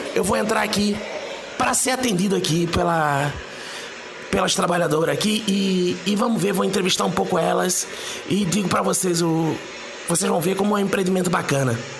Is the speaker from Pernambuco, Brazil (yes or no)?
yes; Pernambuco, Brazil; now in Rio de Janeiro, Brazil; Aqui no Rio de Janeiro, onde eu tô agora, eu, eu sou do Pernambuco